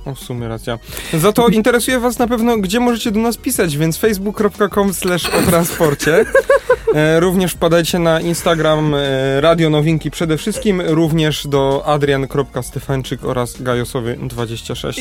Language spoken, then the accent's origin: Polish; Kraków, Lesser Poland, Poland; jestem z Krakowa